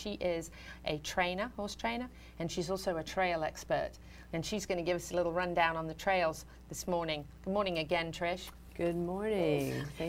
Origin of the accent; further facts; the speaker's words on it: Jacksonville, Florida, United States; I grew up in Jacksonville, Florida.